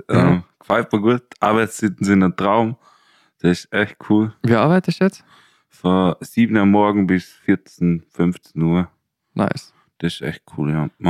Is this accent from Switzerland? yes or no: no; Lauterach, Vorarlberg, Austria; Und eigentlich ist Altersheim-Dinner, oder? Bei uns in Lauterach, oder?